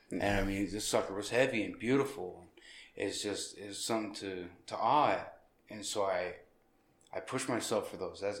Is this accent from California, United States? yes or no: no; Anchorage, Alaska, United States; born there; No, I was born in Anchorage.